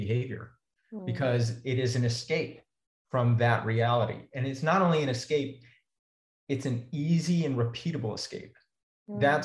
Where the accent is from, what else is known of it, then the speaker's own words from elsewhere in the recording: Texas, United States; I grew up in Texas, immersed in a culture of meat eating